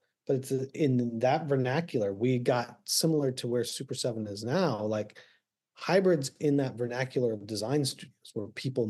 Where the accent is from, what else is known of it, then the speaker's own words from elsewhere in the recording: Texas, United States; Like, I was born in Texas. Do you know how, you know, and bounce around the military, but most of the time in Texas.